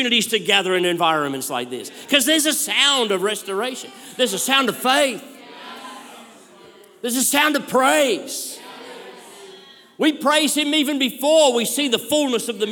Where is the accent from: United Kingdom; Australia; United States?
Australia; I'm an Aussie bloke.